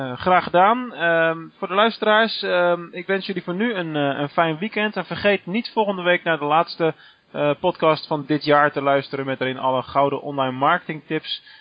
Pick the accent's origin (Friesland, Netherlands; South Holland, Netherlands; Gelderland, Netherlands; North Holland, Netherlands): South Holland, Netherlands; Rotterdam; moved away as an adult; now in Venlo, Netherlands; Als Rotterdammer